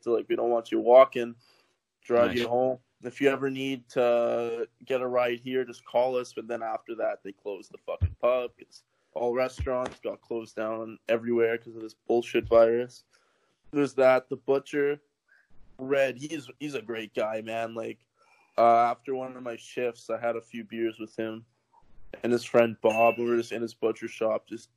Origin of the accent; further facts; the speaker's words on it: Canada; I'm from Canada.